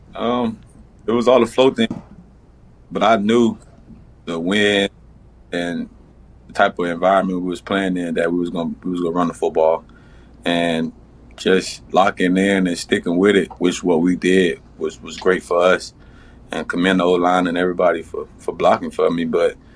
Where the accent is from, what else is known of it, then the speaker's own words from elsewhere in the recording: Miami, Florida, United States; I'm from Miami